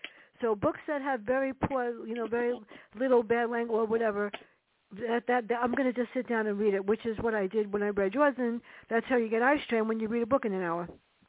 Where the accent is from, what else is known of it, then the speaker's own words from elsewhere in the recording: New York City, New York, United States; True stories growing up in the South Bronx.